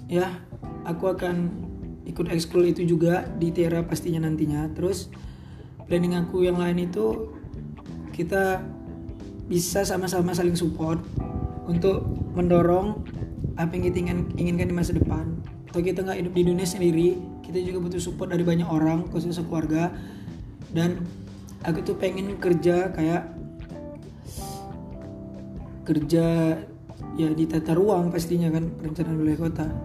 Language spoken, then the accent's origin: Indonesian; Medan, North Sumatra, Indonesia; Umur aku 17 tahun Aku asal Medan